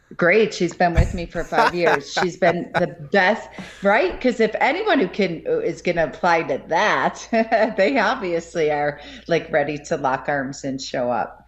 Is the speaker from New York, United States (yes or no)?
yes; Buffalo, New York, United States; now in Colorado, United States; I grew up in Buffalo, New York